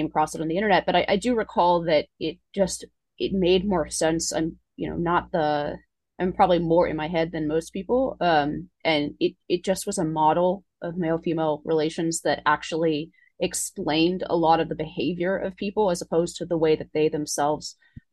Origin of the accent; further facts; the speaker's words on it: Palo Alto, California, United States; moved away; I grew up in Palo Alto